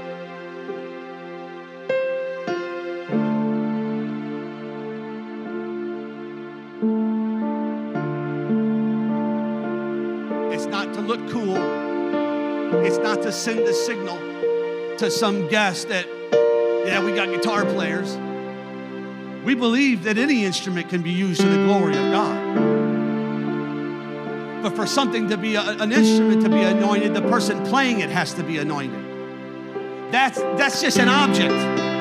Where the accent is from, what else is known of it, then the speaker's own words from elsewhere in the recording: Chicago, Illinois, United States; now in Eagle Lake, United States; I grew up in Chicago